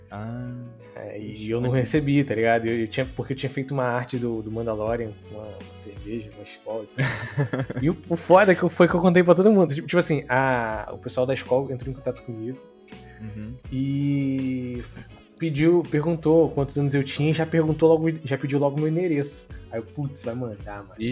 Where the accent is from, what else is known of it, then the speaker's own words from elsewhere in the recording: Brazil; Já não basta ser brasileiro, tem que ser excluído. Só porque sou brasileiro, cara.